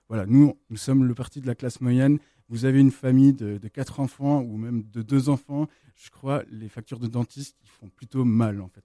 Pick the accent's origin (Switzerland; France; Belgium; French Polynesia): Switzerland; also born or lived in United States; moi je suis suisse-américain, j'ai vécu plusieurs temps aux États-Unis.